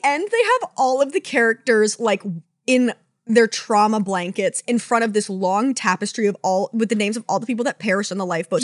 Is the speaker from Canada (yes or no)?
yes; Canada; as a Canadian